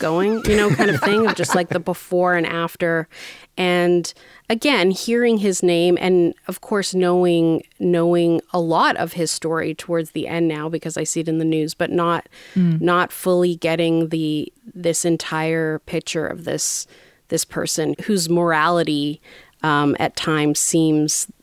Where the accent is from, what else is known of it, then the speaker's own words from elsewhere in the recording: Canada; I'm Canadian